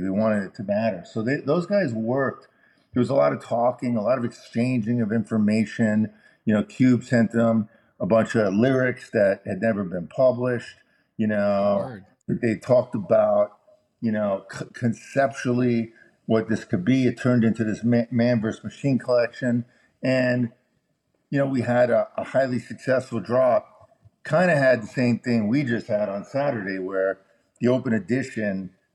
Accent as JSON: {"language": "English", "town": "Chicago", "region": "Illinois", "country": "United States", "tie": "born or raised there", "said": "I was born in Chicago"}